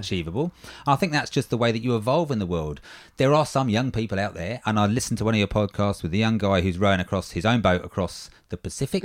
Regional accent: England, United Kingdom; now in Australia; as an Englishman

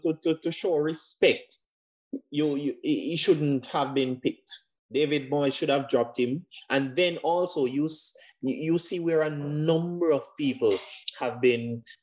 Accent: Jamaica; we grew up in Jamaica

